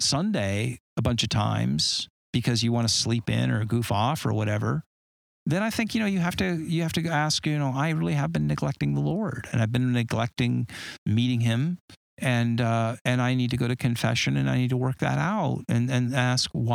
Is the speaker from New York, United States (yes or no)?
no; Southern California, United States; I grew up in Southern California and I surfed